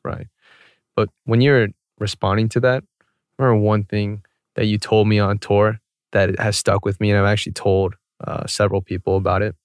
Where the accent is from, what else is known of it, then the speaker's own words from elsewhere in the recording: Atlanta, Georgia, United States; growing up in Atlanta, I went to a very predominantly white school.